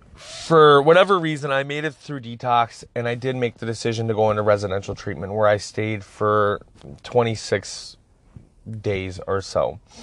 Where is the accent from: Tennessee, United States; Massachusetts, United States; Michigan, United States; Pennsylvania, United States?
Michigan, United States; Escanaba; I grew up in Escobedo, Michigan